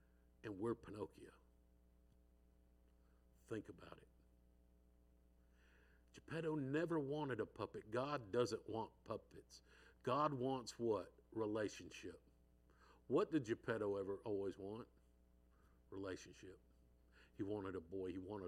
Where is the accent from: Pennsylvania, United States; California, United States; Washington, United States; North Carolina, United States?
California, United States; San Diego; I'm from San Diego, so I'll say he went off to San Diego